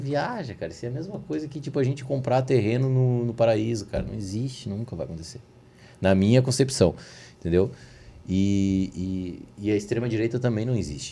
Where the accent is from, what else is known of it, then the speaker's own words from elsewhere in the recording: Brazil; como brasileiro